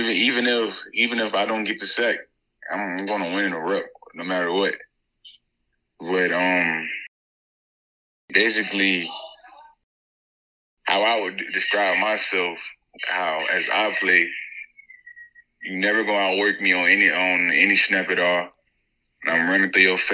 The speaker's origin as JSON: {"language": "English", "town": "Winston", "region": "Georgia", "country": "United States", "also_born_or_lived": "Douglas, Georgia", "said": "I'm from Winston, Georgia. Where I'm from is just a little country town or whatever."}